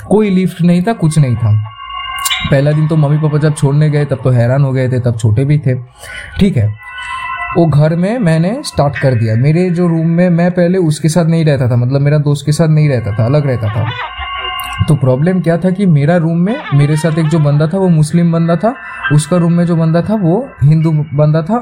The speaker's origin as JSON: {"language": "Hindi", "town": "Kharagpur", "region": "West Bengal", "country": "India", "tie": "born or raised there", "also_born_or_lived": "Kolkata", "said": "देखो को मैं खुद पला बड़ा हूँ खड़गपुर से"}